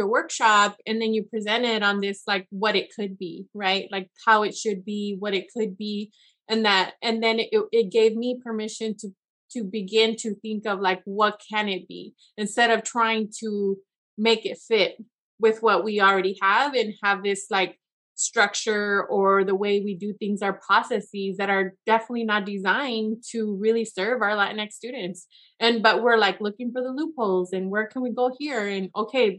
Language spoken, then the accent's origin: English; Yakima Valley, Washington, United States; I was from the Valley. I was that student that they're trying to serve. I was there. I went to college there.